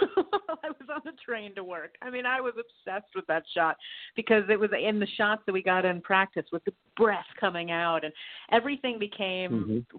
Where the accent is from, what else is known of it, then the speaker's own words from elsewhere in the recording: Boston, Massachusetts, United States; I was born in Boston. I'm from there.